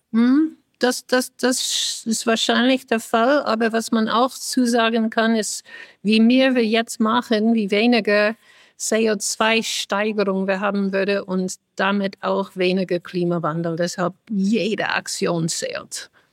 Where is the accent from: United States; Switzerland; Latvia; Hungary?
United States; German is a second language; also born or lived in Europe; now in Germany; ich bin Amerikanerin, die jetzt in, in Europa wohnt